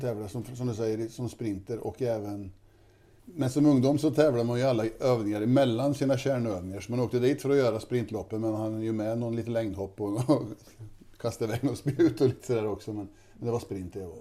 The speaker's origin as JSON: {"language": "Swedish", "town": "Kisa", "region": "Östergötland", "country": "Sweden", "tie": "born or raised there", "said": "Här är jag uppvuxen. Jag tror vi är femte generation"}